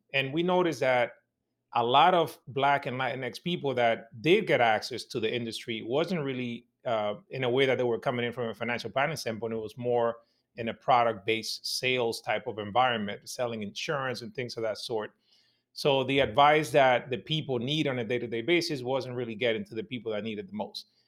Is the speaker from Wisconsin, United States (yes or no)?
no; New York City, New York, United States; my neighborhood when I was growing up in Washington Heights in New York City